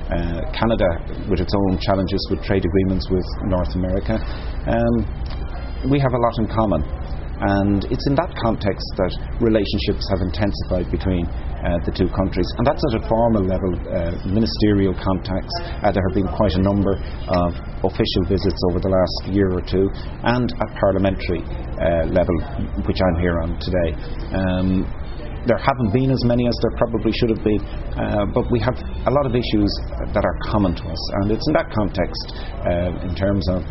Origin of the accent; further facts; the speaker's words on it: Ireland; I'm here as an Irish person